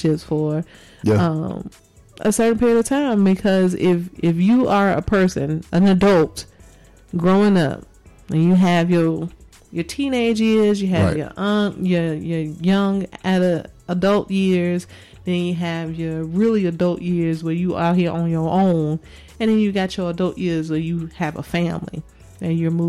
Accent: Chicago, Illinois, United States; moved away as an adult; also born or lived in Georgia; now in Las Vegas, United States; I was born and raised in Chicago and spent most of my life there

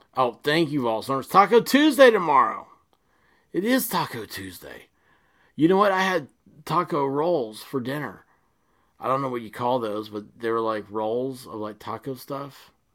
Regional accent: United States; as an American

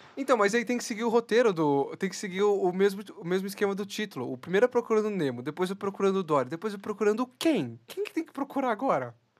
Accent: Brazil; nós, brasileiros

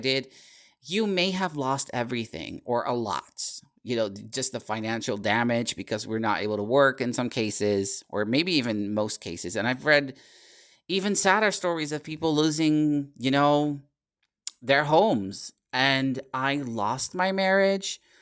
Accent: Netherlands; English is a second language; my fellow countrymen and women

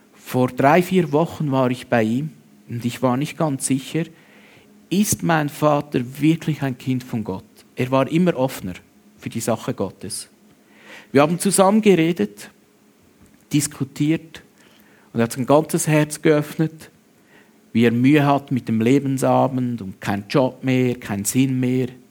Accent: Switzerland; bei uns in der Schweiz

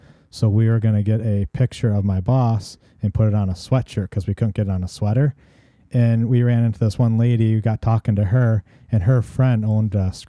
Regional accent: Illinois, United States; so when we lived in Warren, Illinois, because I'm originally from Northwest Illinois, before we moved out to the farm.

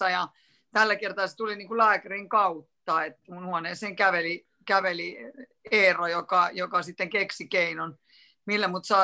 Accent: Helsinki, Uusimaa, Finland; now in Punkaharju, Finland; mä oon niin kasvanut ja käynyt kouluni Helsingissä ja sieltä mä oon niin kotoisin. Mutta nyt me ollaan kymmenen vuotta asuttu täällä Punkaarjulla

